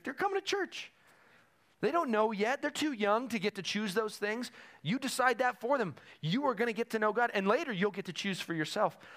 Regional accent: Woodland Park, Colorado, United States; moved away; I have a place in the town I grew up in in Colorado

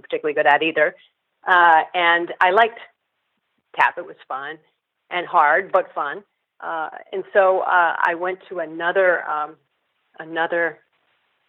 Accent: Southern California, United States; also born or lived in Berkeley, California; I'm from Northern California originally, and then we moved to Southern California when I was seven

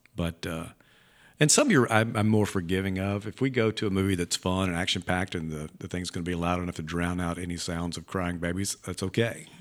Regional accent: Leland, Mississippi, United States; I grew up in Leland

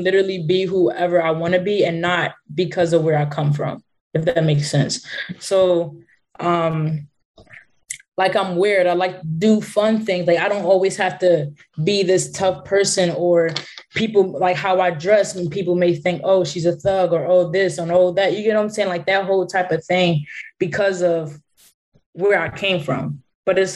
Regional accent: Philadelphia, Pennsylvania, United States; I'm from Philly. So that's like I grew up in the hood

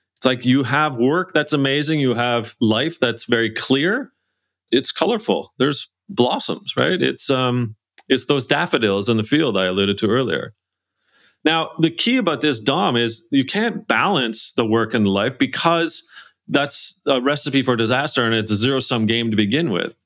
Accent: Canada; I'm Canadian, we're English

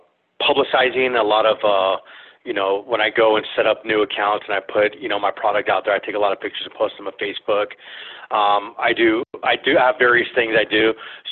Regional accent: California, United States; look at California. You know, I grew up there in the San Fernando Valley.

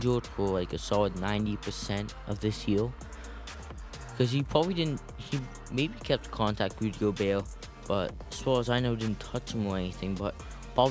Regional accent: Canada; my hometown, Canada

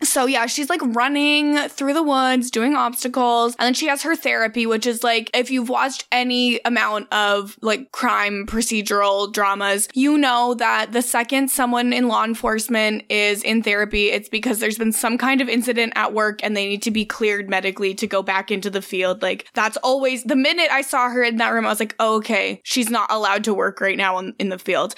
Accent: Cold Lake, Alberta, Canada; born or raised there; moved away

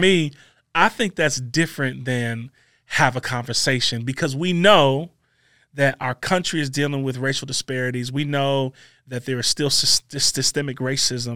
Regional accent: Maywood, United States; I'm a kid from Maywood

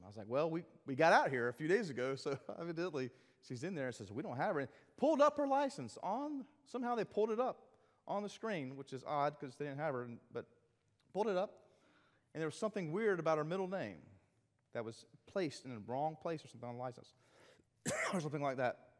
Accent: South Carolina, United States; I'm South Carolinian

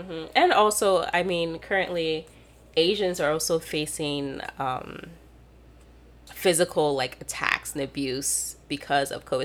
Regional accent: Michigan, United States; Michigan's my home state.

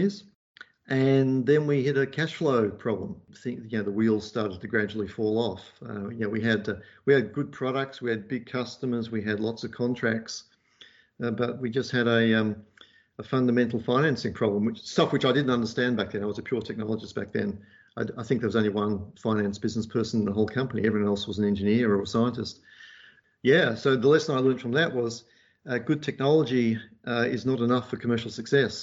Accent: Perth, Western Australia, Australia; also born or lived in Liverpool; And we ended up disembarking in Perth, and that's where I grew up

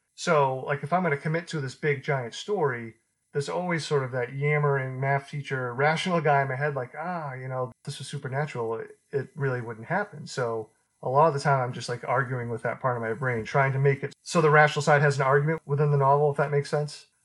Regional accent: Beverly, Massachusetts, United States; I grew up in the 80s and where I grew up in Beverly

